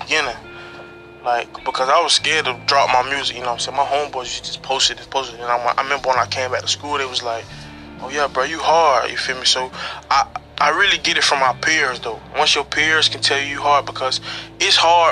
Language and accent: English; St. Petersburg, Florida, United States; I'm from St. Peter, so a small place